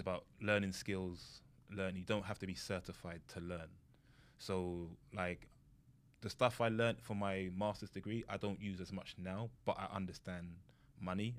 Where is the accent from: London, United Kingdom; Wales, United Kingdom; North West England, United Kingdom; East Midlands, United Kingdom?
London, United Kingdom; moved away as an adult; now in United States; I grew up in London